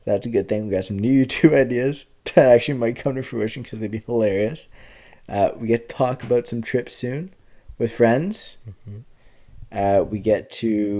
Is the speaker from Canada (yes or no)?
yes; Canada; I'm a Canadian